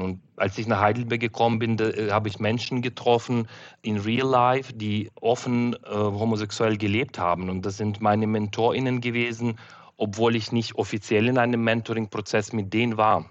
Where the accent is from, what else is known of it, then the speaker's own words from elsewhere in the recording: Uzhhorod, Zakarpattia Oblast, Ukraine; German is a second language; moved away as an adult; now in Germany; in meine Heimatstadt Uschgorod in der Ukraine